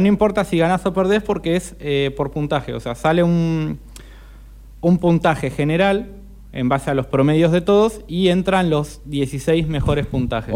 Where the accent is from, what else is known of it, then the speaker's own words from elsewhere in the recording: Argentina; somos argentinos